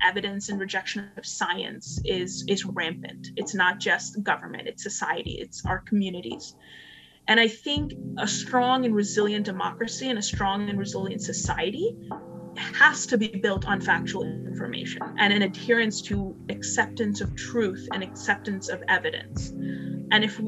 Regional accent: India; moved away; I was born in India

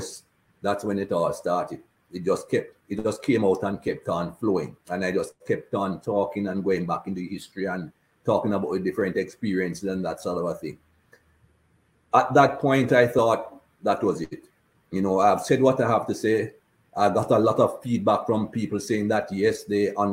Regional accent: Jamaica; now in Cayman Islands; As a black man growing up in Jamaica, we weren't taught anything good about black people or people of color

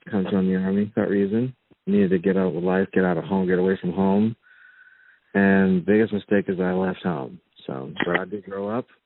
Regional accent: North Carolina, United States; moved away as an adult; So I ended up growing up in North Carolina. It turned ages three through 19 in North Carolina. It's a wonderful state.

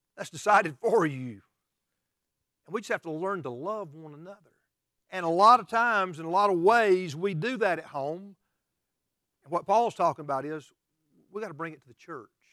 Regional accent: United States; we as American Christians

